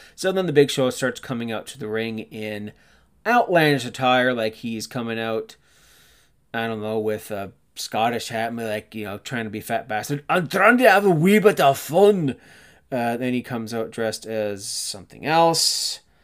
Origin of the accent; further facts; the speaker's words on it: Canada; being Canadian